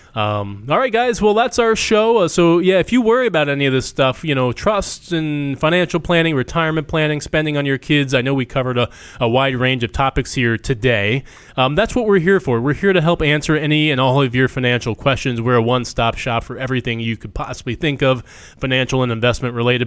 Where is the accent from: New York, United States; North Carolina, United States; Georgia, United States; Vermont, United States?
Vermont, United States; Chester; moved away; I grew up in Chester, Vermont, population three thousand